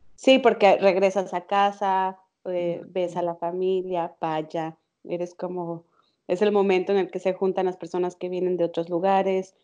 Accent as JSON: {"language": "Spanish", "country": "Mexico", "tie": "born or raised there", "moved": "as an adult", "lives_now": "Netherlands", "said": "Nací en México, pero desde hace casi tres años que vivo en Holanda."}